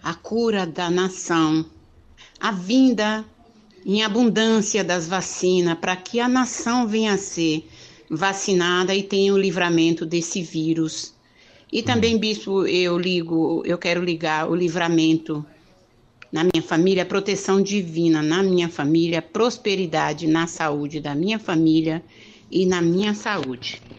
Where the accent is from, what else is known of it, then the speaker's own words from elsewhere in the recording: São Bernardo do Campo, São Paulo, Brazil; Pastora, eu sou de São Bernardo do Campo.